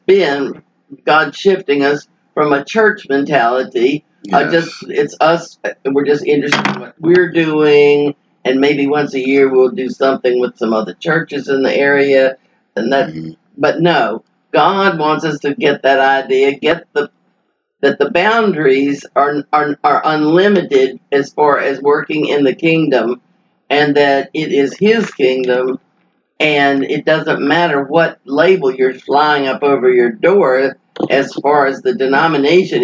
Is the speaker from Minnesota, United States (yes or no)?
no; Texas, United States; also born or lived in Little Rock, Arkansas; I was born in Little Rock, Arkansas, but shortly after that we moved to Texas.